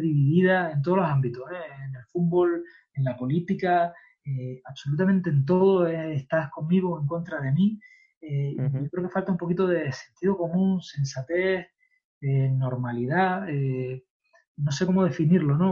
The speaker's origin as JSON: {"language": "Spanish", "country": "Spain", "said": "como somos los españoles"}